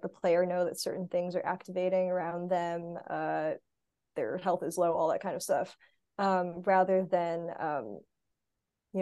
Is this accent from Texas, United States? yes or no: no; Arizona, United States; moved away as an adult; also born or lived in California; now in North Carolina, United States; So I'm actually from Arizona